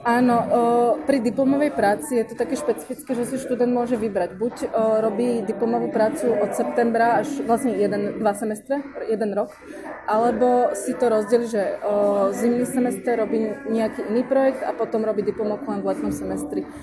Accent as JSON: {"language": "Slovak", "town": "Bratislava", "region": "Bratislava Region", "country": "Slovakia", "said": "Som z Bratislavy"}